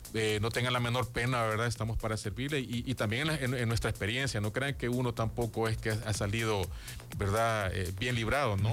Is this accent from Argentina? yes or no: no; El Salvador; como todo un salvadoreño